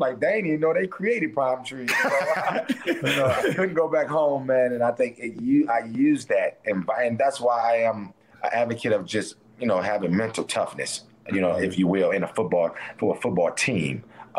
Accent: Detroit, Michigan, United States; I think growing up in Detroit, the environment helped me out too.

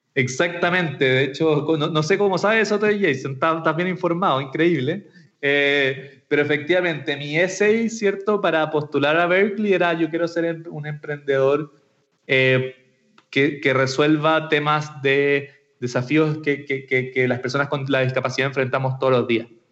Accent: Santiago, Santiago Metropolitan Region, Chile; soy de Santiago de Chile, nacido y criado por estos lados del mundo

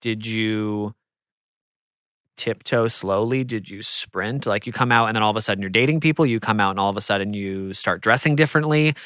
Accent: United States; I'm American

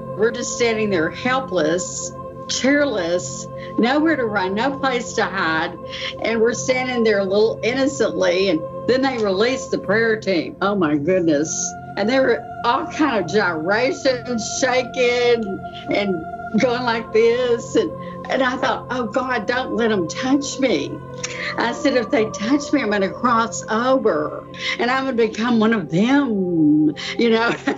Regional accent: Texas, United States; now in Pittsburgh, United States; I'm originally from Texas, and I've lived here in Pittsburgh area for 43 years.

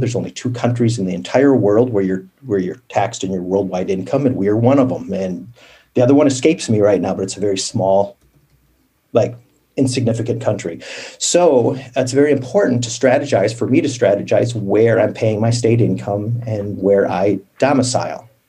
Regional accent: Midwest, United States; I grew up in the Midwest, pretty uneventful

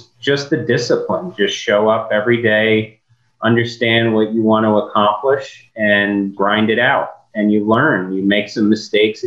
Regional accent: New York, United States; moved away; I'm from New York originally and come from restaurant business

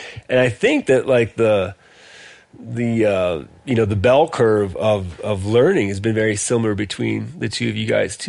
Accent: Michigan, United States; also born or lived in Wisconsin; But I feel like here and like where I grew up in Michigan and Wisconsin, like a lot of the guys I grew up hunting with, like, didn't wear any camouflage.

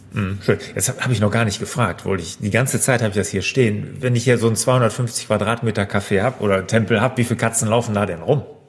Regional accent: near Cologne, North Rhine-Westphalia, Germany; Jetzt komme ich ja hier äh, aus der Nähe von Köln

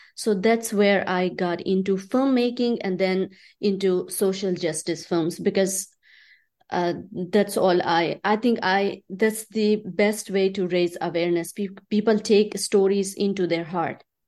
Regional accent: Chitral, Khyber Pakhtunkhwa, Pakistan; moved away; also born or lived in Islamabad, Pakistan; I grew up in Pakistan

